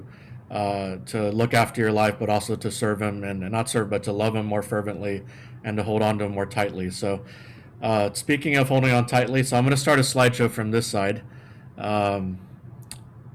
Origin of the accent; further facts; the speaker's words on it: San Antonio, Texas, United States; moved away; I grew up in San Antonio, Texas